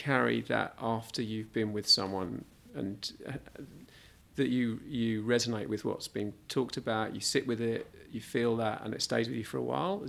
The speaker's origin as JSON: {"language": "English", "region": "London", "country": "United Kingdom", "tie": "born or raised there", "said": "I grew up in London."}